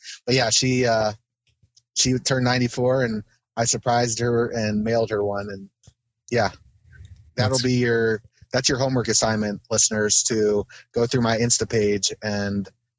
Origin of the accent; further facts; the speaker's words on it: Kent, Ohio, United States; also born or lived in Akron, Ohio; when I grew up in Kent